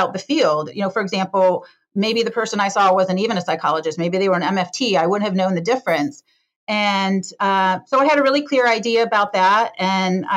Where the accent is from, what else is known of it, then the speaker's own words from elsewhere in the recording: Detroit, Michigan, United States; now in San Francisco, United States; I grew up in the Detroit, Michigan area, in a suburb of Detroit, Michigan